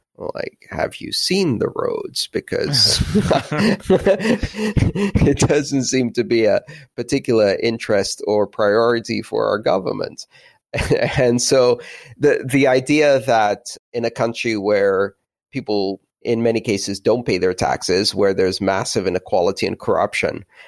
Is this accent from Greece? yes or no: yes; Greece; moved away; my childhood of growing up in Greece